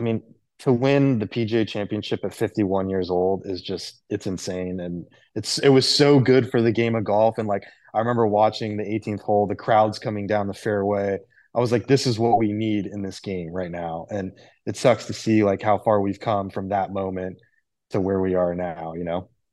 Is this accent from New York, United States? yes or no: no; Miami, Florida, United States; also born or lived in Jupiter, Florida; I grew up in Miami and, uh, my dad worked for the U S T A.